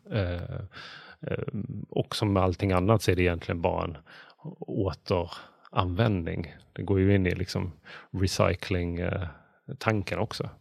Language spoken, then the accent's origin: Swedish; Bjäre Peninsula, Skåne, Sweden; Bjärehalvön, vilket är där jag kommer från.